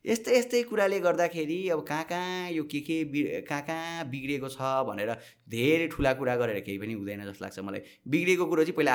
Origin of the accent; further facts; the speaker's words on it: Nepal Mandala, Bagmati, Nepal; म यहीँ जन्मिएँ यी हुर्केँ ए नेपाल मण्डलको कुरा गर्छु